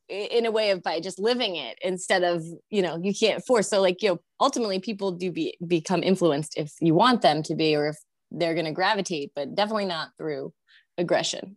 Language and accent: English; Connecticut, United States; moved away as an adult; I had moved back to my home state, which is Connecticut